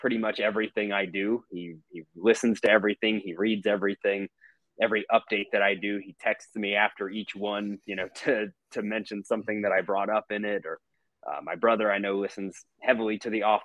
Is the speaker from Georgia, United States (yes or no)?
yes; Atlanta, Georgia, United States; also born or lived in Jackson, Mississippi; I felt it growing up here. You know, I moved here when I was 3 years old, and I've been a sports fan here, especially a Braves fan ever since